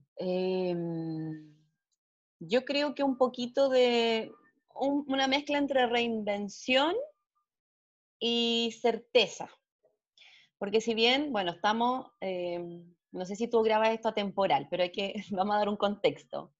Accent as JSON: {"language": "Spanish", "country": "Chile", "said": "estoy aquí ahora en mi país, en Chile"}